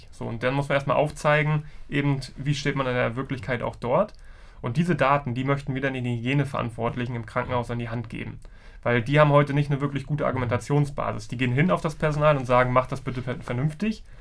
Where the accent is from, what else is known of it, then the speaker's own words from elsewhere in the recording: Rostock, Mecklenburg-Vorpommern, Germany; Ich komme ja ursprünglich aus Rostock, aber die Gründerszene in Mecklenburg-Vorpommern ist dann doch gut vernetzt